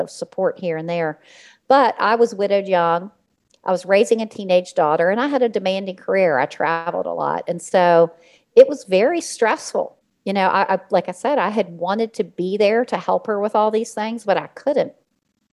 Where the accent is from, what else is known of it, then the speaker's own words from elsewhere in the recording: Richmond, Virginia, United States; I was born and raised in Richmond, Virginia